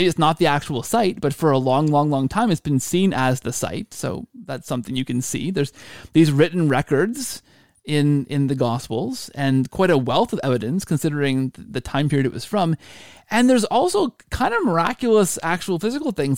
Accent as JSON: {"language": "English", "country": "Canada", "said": "I'm Canadian"}